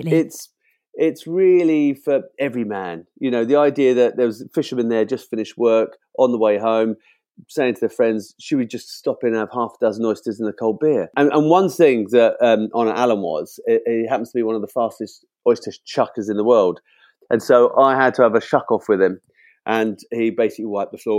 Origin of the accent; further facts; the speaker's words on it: United Kingdom; as a Brit